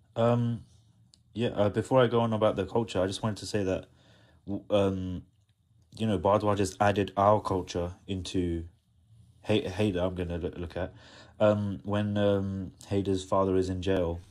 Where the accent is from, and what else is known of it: India